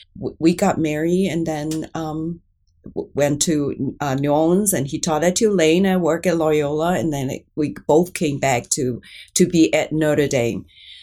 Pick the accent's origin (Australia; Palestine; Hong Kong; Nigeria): Hong Kong; English is a second language; also born or lived in Kunming, Yunnan, China / Illinois, United States; now in United States; I was born in Yunnan, Kunming, and my parents were from Hong Kong. So I started Catholic school in Hong Kong